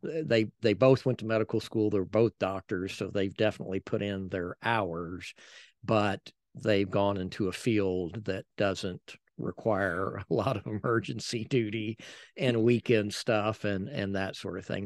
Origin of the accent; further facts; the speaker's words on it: San Antonio, Texas, United States; also born or lived in Helotes; we lived, we grew up in San Antonio in Castle Hills